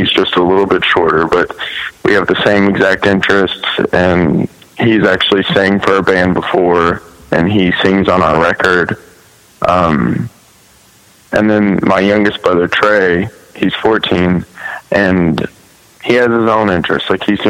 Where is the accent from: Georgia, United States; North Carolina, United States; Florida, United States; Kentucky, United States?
Kentucky, United States; Oldham County; also born or lived in Louisville, Kentucky; I was born in Louisville. But I only was in Louisville until I was in like the first grade, and then we moved out to Oldham County.